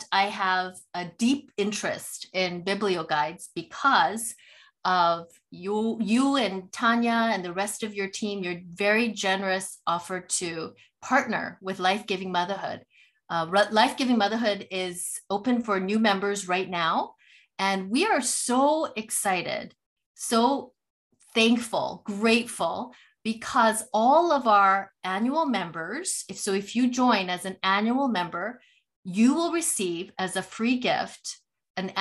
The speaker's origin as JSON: {"language": "English", "town": "Vancouver", "region": "British Columbia", "country": "Canada", "said": "I'm from Vancouver, West Coast, but still fellow Canadian"}